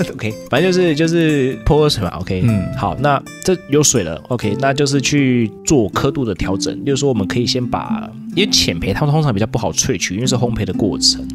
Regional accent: Taiwan; 像我台湾人吃面，喜欢吃汤面的话

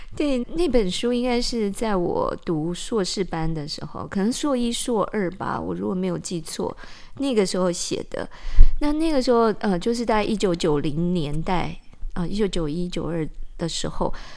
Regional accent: Taipei, Taiwan; also born or lived in Kaohsiung; 我七岁的时候，我们家就搬离高雄，嗯。因为我妈妈那时候调到台北，就北投

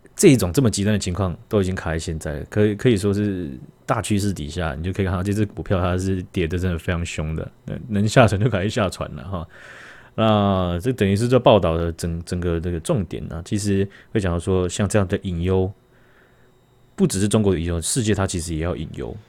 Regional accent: Taiwan; 我们台湾人

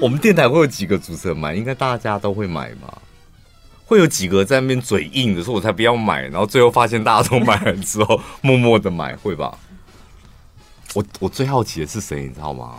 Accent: Taiwan; 我们是台湾人

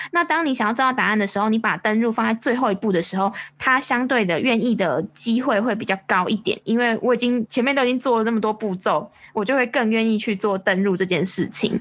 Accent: Taiwan; 我们台湾这边前阵子超流行《火神的眼泪》

